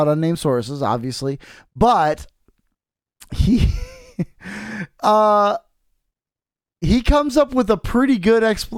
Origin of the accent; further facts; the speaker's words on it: United States; I'm an American